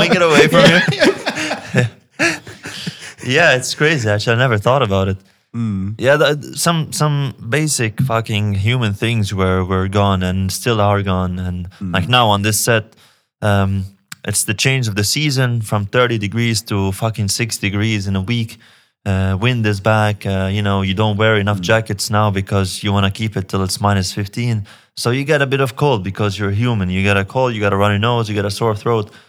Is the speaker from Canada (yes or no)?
no; Lebanon; again, I'm from Lebanon. I'm from a place where the government doesn't take care of you the way it should.